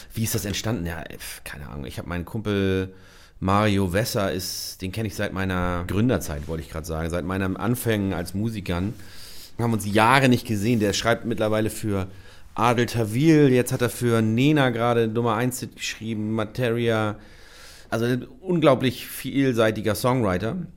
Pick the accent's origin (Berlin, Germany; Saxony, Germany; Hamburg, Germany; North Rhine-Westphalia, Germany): Hamburg, Germany; moved away as an adult; now in Schleswig-Holstein, Germany; Ich habe in einem Reihenhaus oder einem Vorhaut von Hamburg aufgewachsen